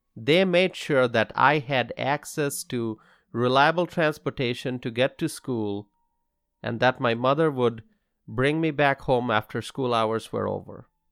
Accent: Dhaka, Dhaka Division, Bangladesh; now in Wisconsin, United States; I grew up in Bangladesh. I attended English medium schools. And growing up in the city of Dhaka

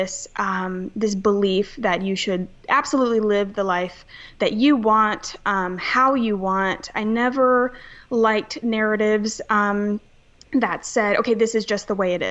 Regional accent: Charleston, South Carolina, United States; I'm from Charleston, South Carolina. I was born and raised here

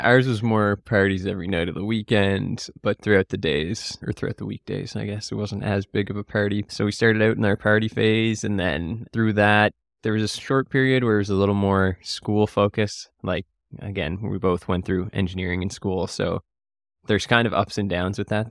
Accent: Cape Breton, Nova Scotia, Canada; I was born and bred here. We're currently in Halifax, but I grew up in Cape Breton

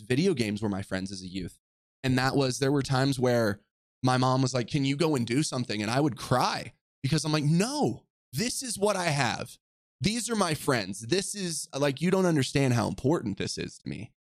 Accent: Orange County, California, United States; I grew up in Orange County, California, to a single mother

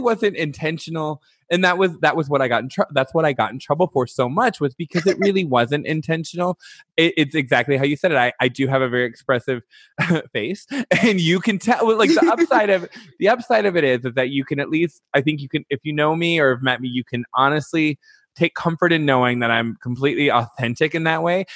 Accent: Detroit, Michigan, United States; moved away; also born or lived in Chicago; I'm from Detroit. Well, which I'm actually from a north suburb

